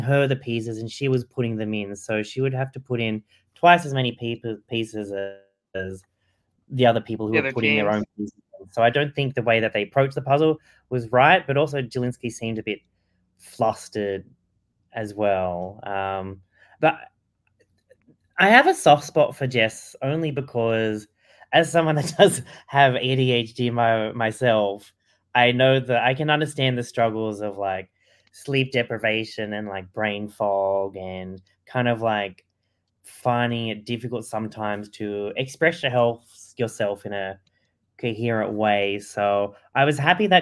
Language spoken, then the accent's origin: English; Australia; as an Australian